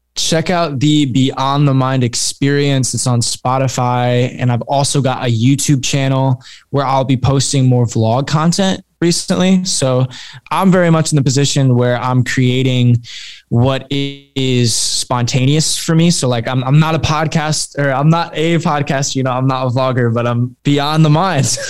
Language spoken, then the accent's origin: English; Fort Wayne, Indiana, United States; I'm from Fort Wayne, Indiana